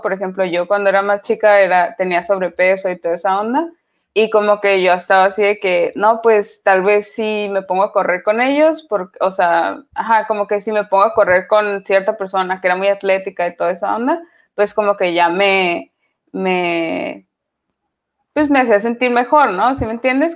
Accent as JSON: {"language": "Spanish", "town": "Tijuana", "region": "Baja California", "country": "Mexico", "moved": "as an adult", "lives_now": "Netherlands", "said": "Nosotros en Tijuana pensamos que somos eh, gringos, pero pues la neta no, no. Seguimos siendo bien mexicanos"}